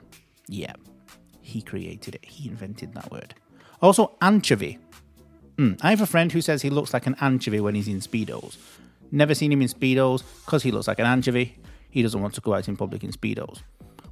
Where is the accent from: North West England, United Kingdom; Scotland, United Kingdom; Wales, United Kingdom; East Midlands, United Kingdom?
North West England, United Kingdom; Manchester; accent: Manchester; my pronunciation is a Manchester pronunciation, so don't come out correct to my pronunciation now. I'm from Manchester.